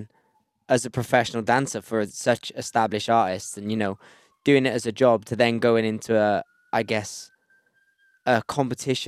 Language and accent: English; Wales, United Kingdom; I'm from Wales.